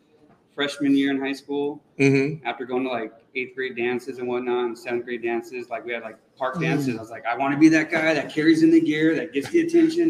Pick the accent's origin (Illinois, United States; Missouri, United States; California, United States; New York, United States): California, United States; Los Angeles; now in Newport Beach, United States; I live in Newport Beach. I'm from Los Angeles originally, spent a lot of time kind of abroad.